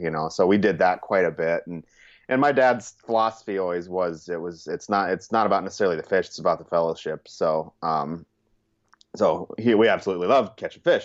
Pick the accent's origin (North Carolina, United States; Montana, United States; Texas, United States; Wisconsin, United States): Montana, United States; Churchill; also born or lived in California; now in Sioux Falls, United States; I was actually born in California, but my mom was originally from Montana. So after about nine years, we moved to Montana, and that's essentially kind of where you know if somebody asked me where did I grow up, I kind of say I say Montana.